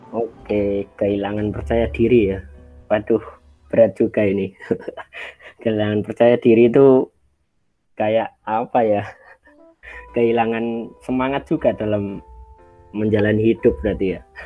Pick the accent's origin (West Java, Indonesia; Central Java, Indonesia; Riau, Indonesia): Central Java, Indonesia; Magelang; now in Sleman, Indonesia; asal dari Magelang, uh, lebih tepatnya di Payang, Kauman, Payaman, Kecamatan Secang, Kabupaten Magelang